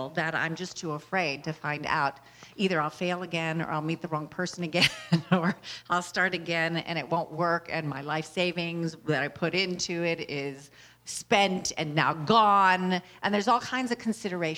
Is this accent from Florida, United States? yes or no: no; Louisiana, United States; I was born in Louisiana